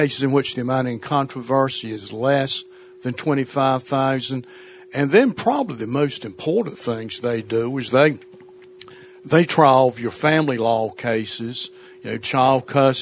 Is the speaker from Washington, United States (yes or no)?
no; Gates County, North Carolina, United States; now in New Bern, United States; I'm from Gates County, North Carolina, which is in the northeastern part of the state